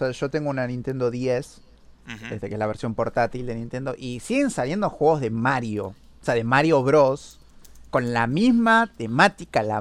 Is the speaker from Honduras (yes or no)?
no; Argentina; porque yo soy argentino.